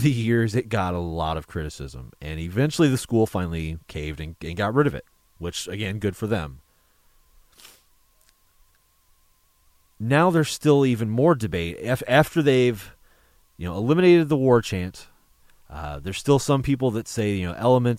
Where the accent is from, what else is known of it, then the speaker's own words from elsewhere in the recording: Illinois, United States; moved away; I'm from Illinois originally. And growing up, I was a huge fan of the University of Illinois